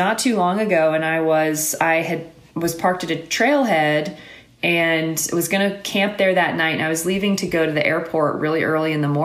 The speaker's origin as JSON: {"language": "English", "region": "Alabama", "country": "United States", "tie": "born or raised there", "moved": "yes", "said": "I was born and raised in Alabama"}